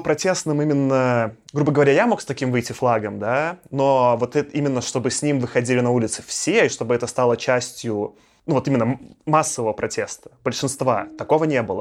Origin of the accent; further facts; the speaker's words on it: Belarus; moved away; also born or lived in Moscow, Russia; будучи там белорусом в России, я чувствовал себя всегда немножко странно. Я там давно жил в Москве, сколько там лет 14